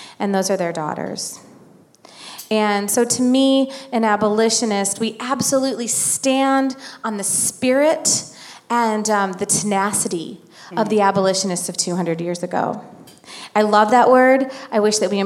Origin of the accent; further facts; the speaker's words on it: Illinois, United States; I'm from Illinois